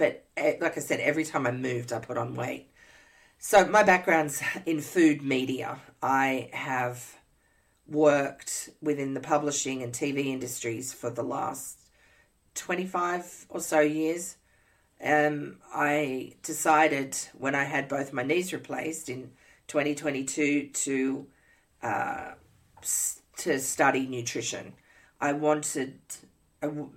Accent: Sydney, New South Wales, Australia; moved away as an adult; also born or lived in Canada / Montana / Minnesota; now in Indiana, United States; I hail from Sydney, Australia

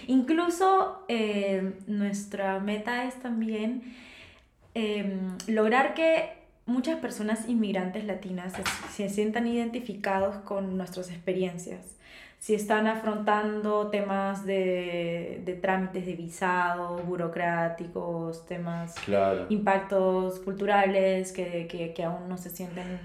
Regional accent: Peru; moved away as an adult; now in Germany; soy peruana como tú

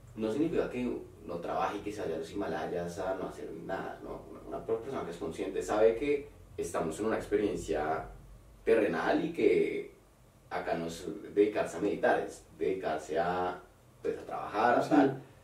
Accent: Colombia; moved away; also born or lived in Mexico

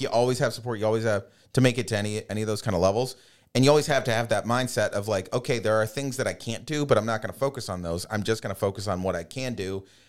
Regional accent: Pittsburgh, Pennsylvania, United States; born or raised there

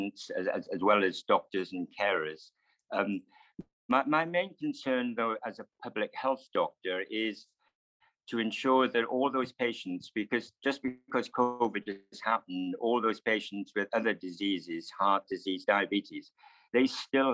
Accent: Wales, United Kingdom; moved away; being in a Welsh grammar school back in the 1970s

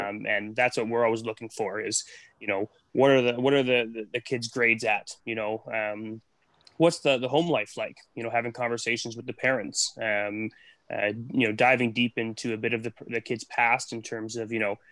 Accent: Nanaimo, British Columbia, Canada; I'm from Nanaimo, so I grew up here

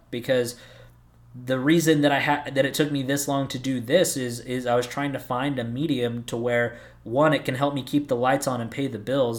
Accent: Southern California, United States; moved away as an adult; also born or lived in Arizona; I grew up in Southern California. At the ripe age of eighteen, I moved out to Arizona

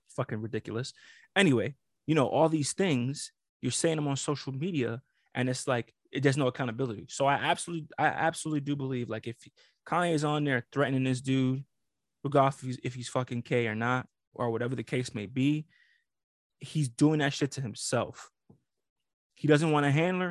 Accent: New York, United States; I'm from New York.

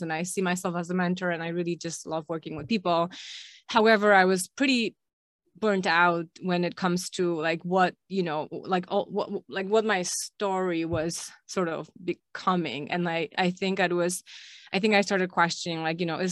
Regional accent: Krakow, Lesser Poland, Poland; I'm originally from Poland, from Krakow, grew up here

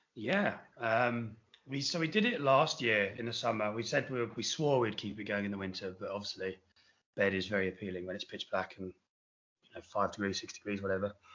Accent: England, United Kingdom; moved away as an adult; also born or lived in Australia; now in Sydney, Australia; me being English, being over in Australia, being an expat.

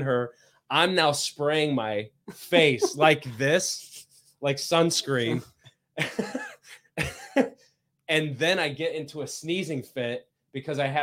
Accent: Indiana, United States; now in Michigan, United States; I grew up in Indiana

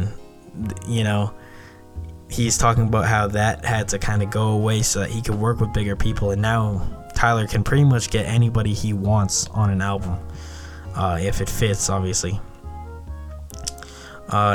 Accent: Canada; I'm from Canada

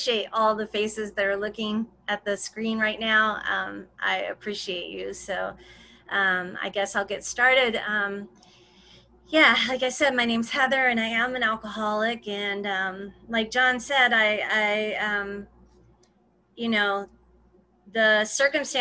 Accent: Arkansas, United States; I grew up in Arkansas, in a little bitty town, like 1500 people where I grew up.

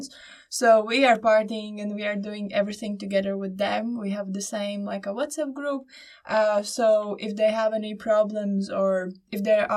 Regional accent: Latvia; I am also from Latvia, from Vidzeme University of Applied Sciences

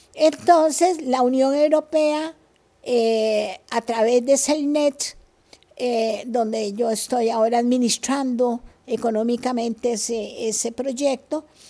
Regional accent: Costa Rica; also born or lived in Spain / United States; Como buen costarricense

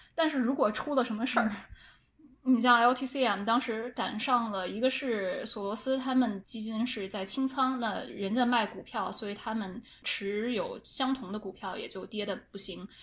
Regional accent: China; 因为我是中国人

